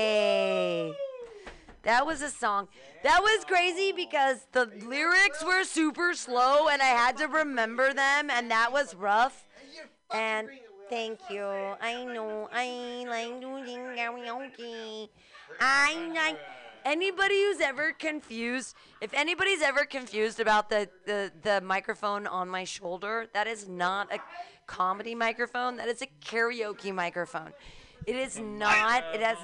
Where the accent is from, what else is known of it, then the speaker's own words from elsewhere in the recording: Mexicali, Baja California, Mexico; I'm from Mexicali, Mexico.